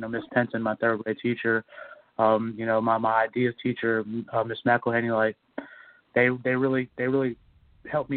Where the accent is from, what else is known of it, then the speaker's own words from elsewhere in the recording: Mississippi, United States; now in Los Angeles, United States; I grew up in the South. You know, I was in Mississippi as a child